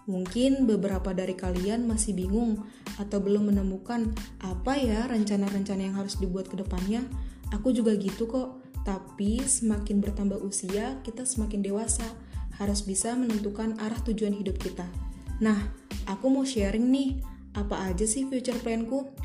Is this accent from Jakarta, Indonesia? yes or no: yes; Jakarta, Indonesia; now in Lampung Selatan, Indonesia; umurku 18 tahun, lahir tanggal 24 Oktober 2002 asalku dari Jakarta.